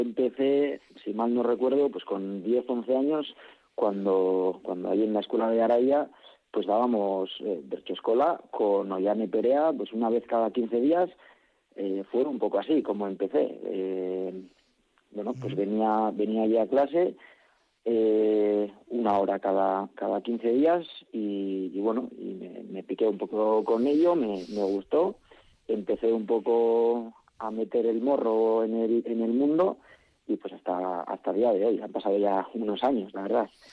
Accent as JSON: {"language": "Spanish", "town": "Salduondo", "region": "Basque Country", "country": "Spain", "said": "soy de Salduondo, no, no es consejo, es ayuntamiento propio"}